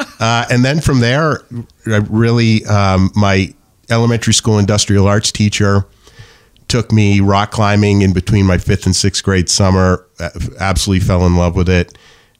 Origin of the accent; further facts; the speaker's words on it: New Hampshire, United States; born there; I was born in New Hampshire. I've never left.